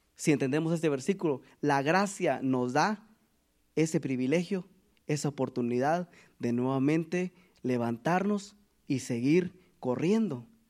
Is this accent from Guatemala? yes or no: yes; Guatemala; moved away; de donde yo, de donde nosotros venimos de Guatemala